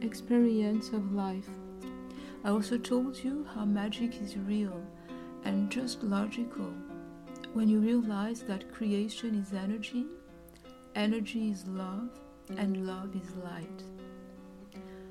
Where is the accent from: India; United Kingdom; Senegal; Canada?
Senegal; Dakar; moved away; as a little girl back in Dakar, Senegal, where I grew up